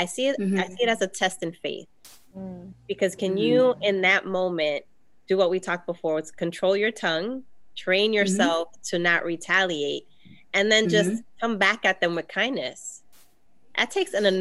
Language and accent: English; New York City, New York, United States; I grew up in the South Bronx